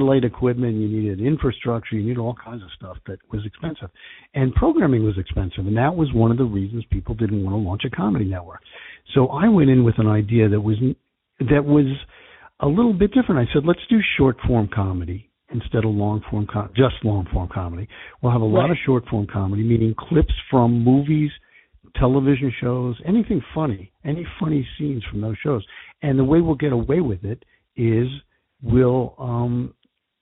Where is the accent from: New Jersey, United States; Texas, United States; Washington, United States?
New Jersey, United States; I am from New Jersey